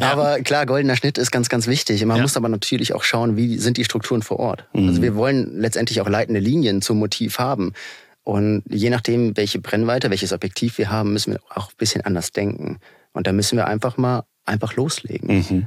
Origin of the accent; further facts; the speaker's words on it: Hesse, Germany; ich komme aus Hessen